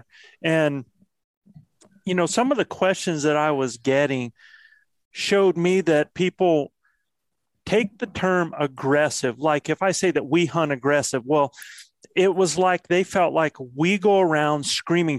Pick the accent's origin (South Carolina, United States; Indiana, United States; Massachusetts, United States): South Carolina, United States; my home state of South Carolina